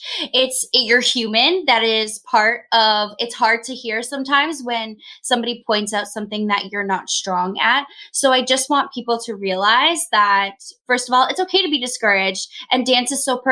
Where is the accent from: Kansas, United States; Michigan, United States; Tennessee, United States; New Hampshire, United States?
New Hampshire, United States; now in New York City, United States; I'm originally from New Hampshire and based in New York City